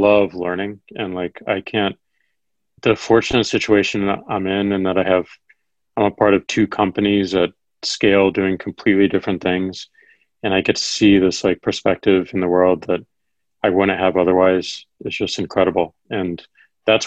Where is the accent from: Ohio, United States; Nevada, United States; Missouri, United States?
Missouri, United States; Missouri, my home state